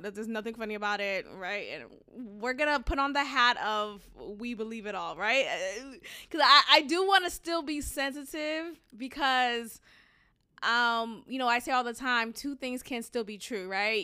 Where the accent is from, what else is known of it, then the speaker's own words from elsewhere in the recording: Boston, Massachusetts, United States; moved away as an adult; now in Houston, United States; growing up in Boston, um, with Haitian immigrant parents